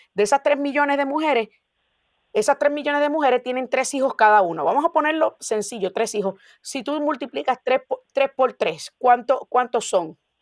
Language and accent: Spanish; Puerto Rico; now in Florida, United States; el boricua tenemos la ventaja de que cuando llegamos aquí somos ciudadanos americanos